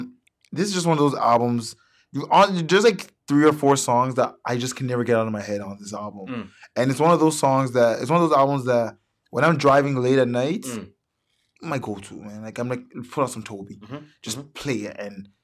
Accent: Nigeria; And he's Nigerian. I'm Nigerian. There's just that connection.

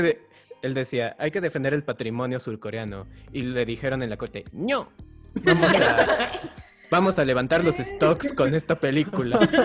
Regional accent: Mexico; nosotros somos de México

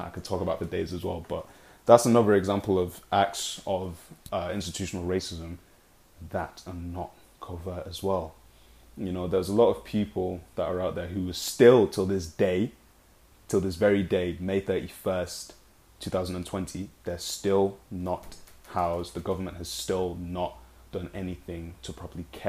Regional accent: Nigeria; now in United Kingdom; I'm Nigerian, a very proud Nigerian

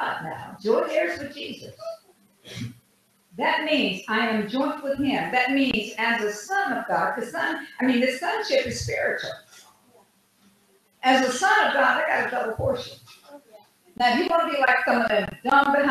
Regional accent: United States; I didn't come from Africa. I'm an American

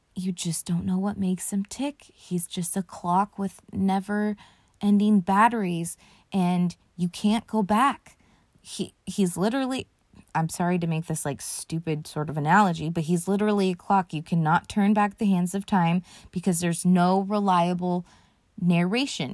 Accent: United States; I'm from America

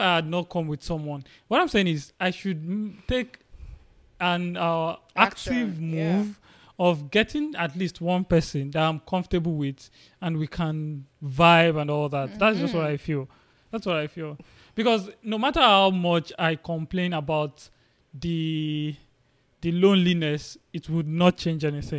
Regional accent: Nigeria; I came with another guy from Nigeria.

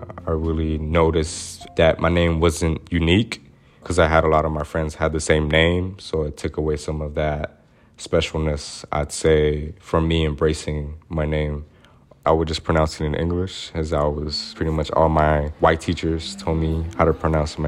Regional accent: Little Rock, Arkansas, United States; I was raised in Southwest Little Rock, which I say is the segregated part of Little Rock, Arkansas

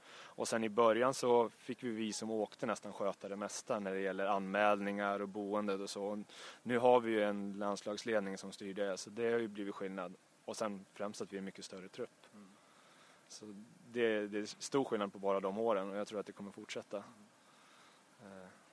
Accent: Uppsala, Uppsala County, Sweden; jag är från platta Uppsala

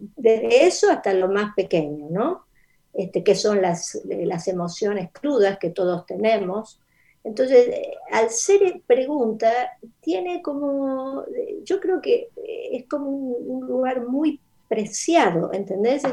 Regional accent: Mendoza, Argentina; first language Spanish; moved away as an adult; also born or lived in Rosario / United States; Pero viví en Mendoza, eso es la, la respuesta es que mi infancia es en Mendoza.

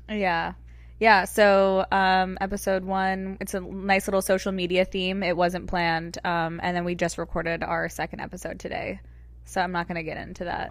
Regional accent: Georgia, United States; also born or lived in Connecticut / Orange County, California; now in Los Angeles, United States; I was born and raised in Georgia

